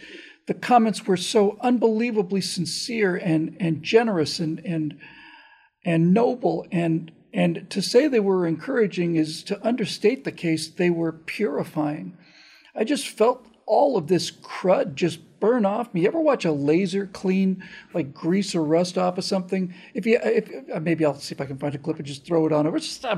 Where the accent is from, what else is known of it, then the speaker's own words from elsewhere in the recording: the South, United States; moved away; I grew up in the South with Krispy Kreme.